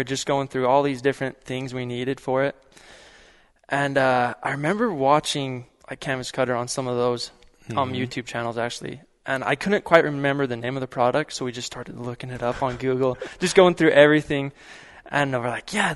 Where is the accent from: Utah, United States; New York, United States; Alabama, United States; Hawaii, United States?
Utah, United States; Emery County; I grew up on a ranch here over in Emory County